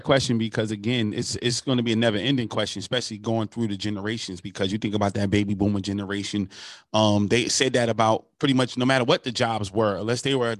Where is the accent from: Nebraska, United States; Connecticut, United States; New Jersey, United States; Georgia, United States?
New Jersey, United States; North; I know growing up in New Jersey, where I grew up at, it was plants all over the place. You know, it was very industrialized, and now it's deindustrialized.